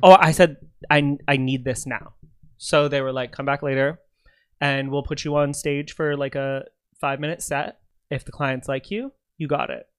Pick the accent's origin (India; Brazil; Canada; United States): Canada; I'm Canadian